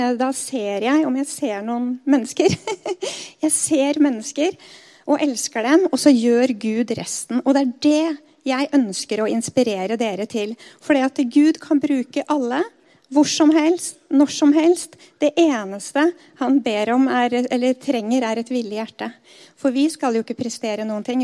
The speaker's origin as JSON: {"language": "Norwegian", "town": "Skedsmokorset", "region": "Akershus", "country": "Norway", "tie": "born or raised there", "said": "der jeg vokste opp på Skedsmokorset"}